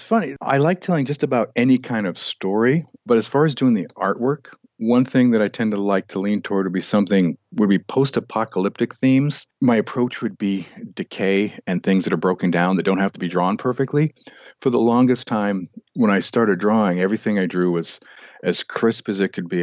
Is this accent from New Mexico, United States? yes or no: yes; Albuquerque, New Mexico, United States; moved away as an adult; also born or lived in Portland; now in Montana, United States; I grew up in New Mexico, in Albuquerque